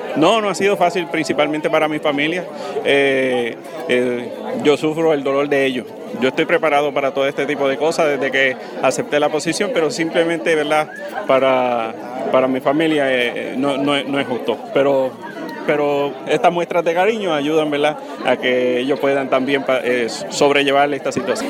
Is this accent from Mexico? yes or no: no; Utuado, Puerto Rico; la gente de, mi pueblo, el pueblo que me vio crecer